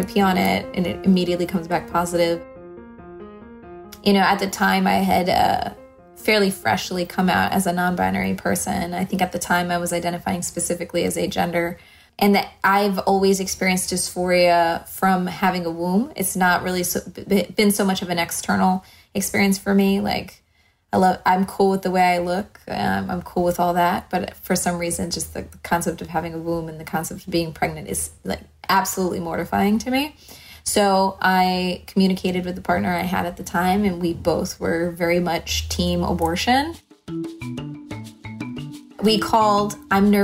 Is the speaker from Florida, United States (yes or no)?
yes; Miami, Florida, United States; moved away as an adult; also born or lived in Orlando; now in Los Angeles, United States; We grew up in Miami together